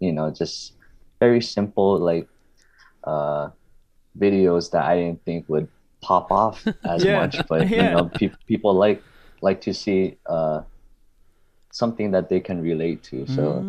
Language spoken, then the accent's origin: English; Hawaii, United States; accent: Hawaiian; now in California, United States; I'm born and raised in Hawaii